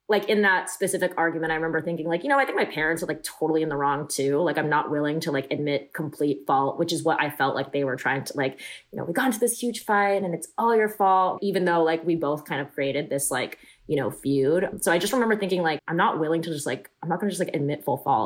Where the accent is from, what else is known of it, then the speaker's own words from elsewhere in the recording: Davis, California, United States; also born or lived in Los Angeles, California; I grew up in Davis